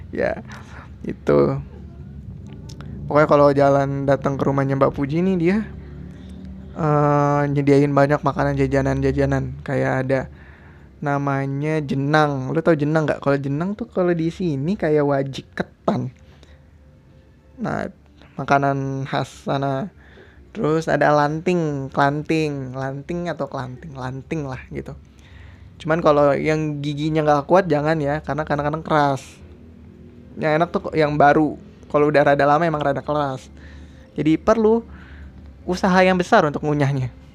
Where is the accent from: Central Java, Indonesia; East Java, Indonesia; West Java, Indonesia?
West Java, Indonesia; Depok; gua juga lahirnya, lahir besar di Depok, ya kan? Yang notabene ngomong sehari-hari pakai bahasa Betawi.